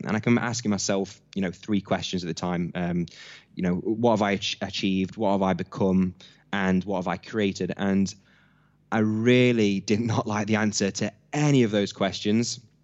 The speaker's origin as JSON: {"language": "English", "town": "Hucknall", "region": "East Midlands", "country": "United Kingdom", "tie": "born or raised there", "said": "I'm born and raised in Nottingham from a town, uh, called Hucknall"}